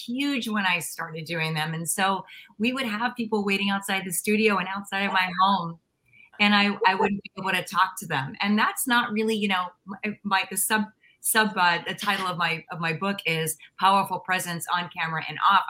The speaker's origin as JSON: {"language": "English", "area": "Pittsburgh area", "region": "Pennsylvania", "country": "United States", "tie": "born or raised there", "also_born_or_lived": "Los Angeles", "moved": "yes", "said": "I was born in Pennsylvania, so we won't go quite that thoroughly back to like my birth, but I'm from Pittsburgh, and so I'm from a small town outside of a really Midwestern city"}